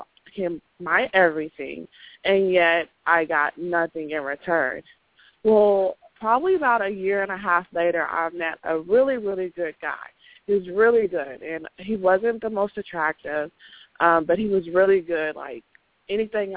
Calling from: Dallas, Texas, United States; I'm calling from Dallas

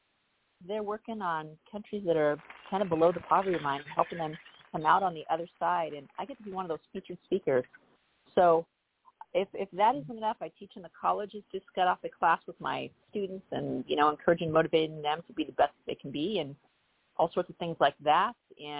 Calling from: Los Angeles, California, United States; I am calling from the beautiful San Fernando Valley. I live in the North Hills. It's a beautiful community, not too far from Northridge

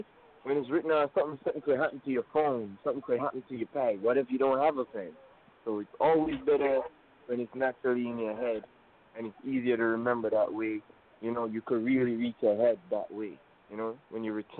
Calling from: Queens, New York, United States; Yeah, I'm calling from Jamaica, Queens.

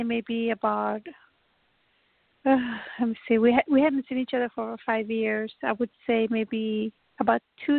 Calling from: Texas, United States; I'm calling from Texas.

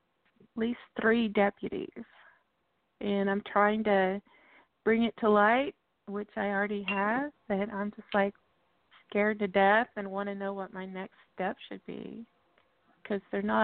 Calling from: Texas, United States; I'm in Texas, kind of north by Oklahoma.

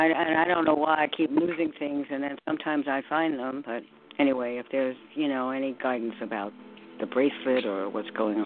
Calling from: New York, United States; New York.

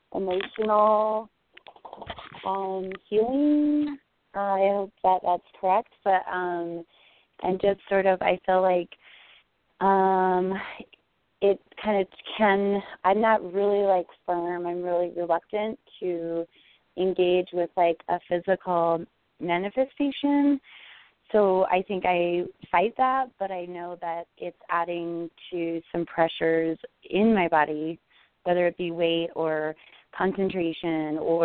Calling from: Colorado, United States; I'm calling from Colorado.

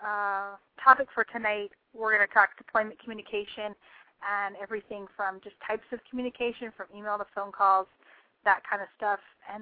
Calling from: Tennessee, United States; I am calling in from Austin, Texas. So I am far from Tennessee.

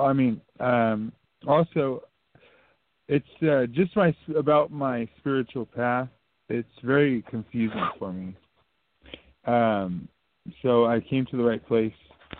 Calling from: Texas, United States; It's … in Texas.

